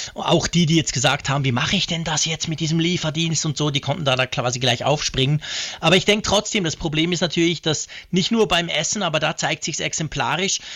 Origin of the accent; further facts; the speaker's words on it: Switzerland; als Schweizer